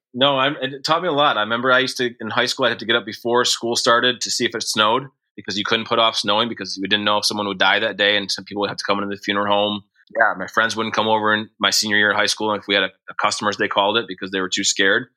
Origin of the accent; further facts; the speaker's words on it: Montcalm County, Michigan, United States; also born or lived in Forest Hills, Michigan; we grew up in Montcalm County, which is the county over from where Grand Rapids is located